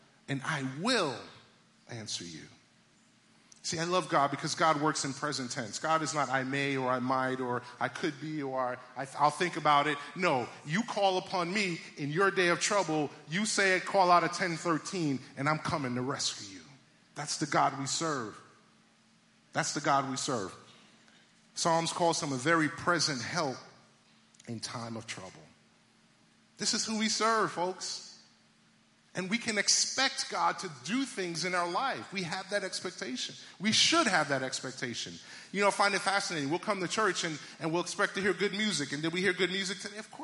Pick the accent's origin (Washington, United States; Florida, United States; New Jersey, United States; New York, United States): New York, United States; New York City; moved away; I'm originally from Brooklyn, New York